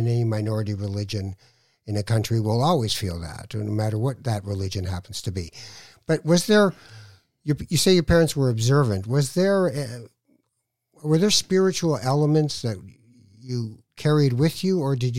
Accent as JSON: {"language": "English", "town": "Toronto", "region": "Ontario", "country": "Canada", "tie": "born or raised there", "said": "No, I grew up in Toronto."}